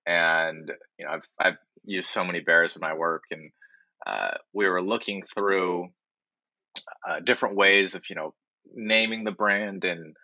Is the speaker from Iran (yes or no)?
no; Japan; born there; So Kuma Wave, I was born in Japan along with my brother. We're half Japanese. My mom's Japanese.